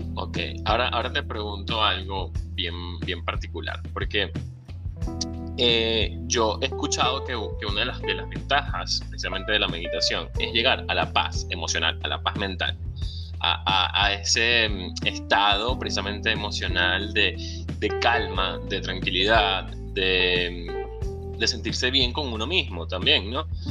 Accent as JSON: {"language": "Spanish", "country": "Venezuela", "moved": "yes"}